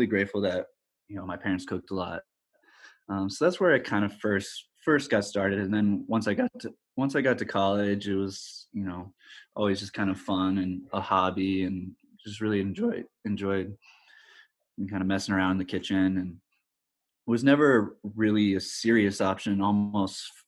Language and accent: English; South Bend, Indiana, United States; also born or lived in Lansing, Michigan; we grew up in South Bend, Indiana, for most of my life.